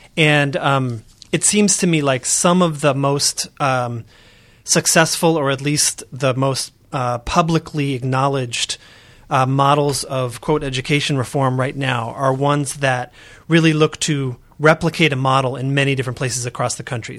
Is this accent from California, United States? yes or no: yes; Oakland, California, United States; I'm from Oakland, California